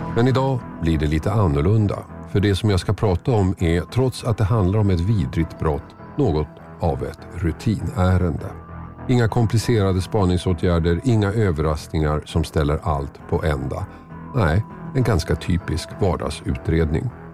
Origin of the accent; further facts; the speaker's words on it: Tumba, Stockholm County, Sweden; i Tumba, orten där jag växte upp.